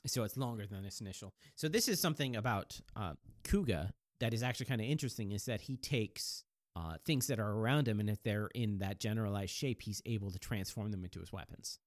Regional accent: the Northwest, Pacific Northwest, United States; also born or lived in Japan; not only am I American, I'm from, I'm from the Northwest

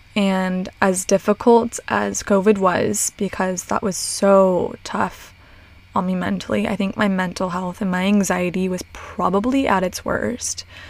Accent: Long Beach, California, United States; I grew up in Long Beach, Long Beach, Seal Beach area

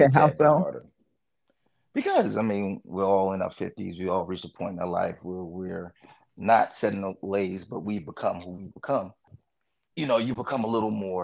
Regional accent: New York City, New York, United States; also born or lived in DC area; now in Washington, DC area, United States; I'm from Brooklyn, New York

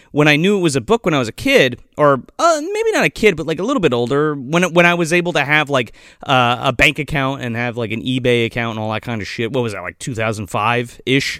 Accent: New Jersey, United States; we all have origins in, in North Jersey

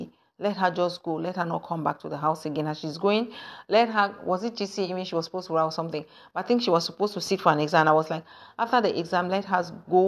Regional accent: Anglophone Cameroon, Cameroon; moved away; I come from the English side.

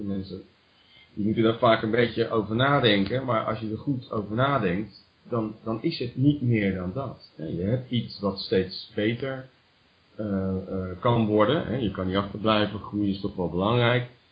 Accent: Rotterdam, South Holland, Netherlands; moved away; ik ben ook geboren in Delfthaven

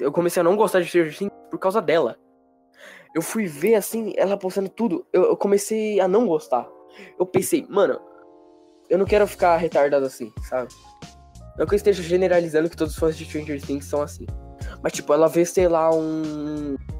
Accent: São Paulo, Brazil; eu sou de São Paulo

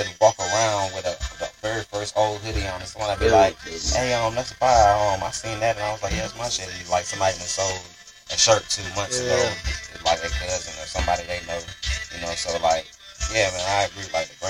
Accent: United States; I grew up in a Jamaican household. I was born here in the States, but my family is Jamaican.

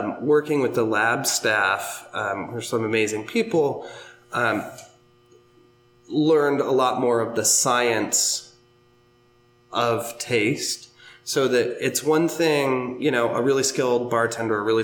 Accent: Pacific Northwest, United States; now in Philadelphia area, United States; I'm originally from the Pacific Northwest

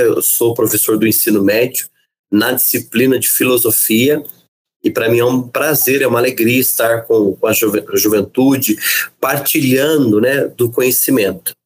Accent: Caçapava, São Paulo, Brazil; sou de Caçapava

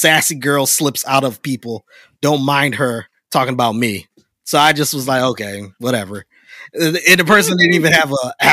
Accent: United States

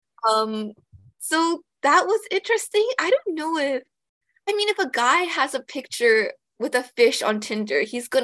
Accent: Toronto, Ontario, Canada; I'm from the GTA

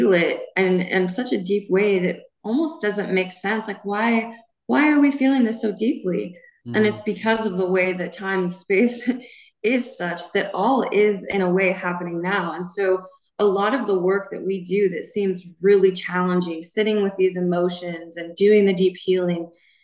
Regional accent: Montana, United States; And I was raised in Montana.

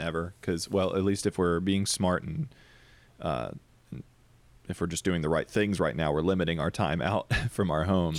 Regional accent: Deep South, United States; I grew up in the Deep South, Bible Belt

